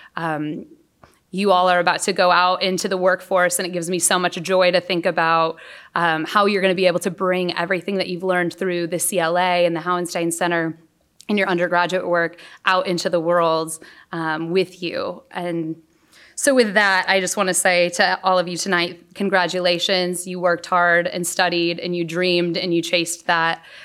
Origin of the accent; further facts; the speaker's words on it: San Antonio, Texas, United States; moved away as an adult; also born or lived in West Michigan; I grew up in San Antonio, Texas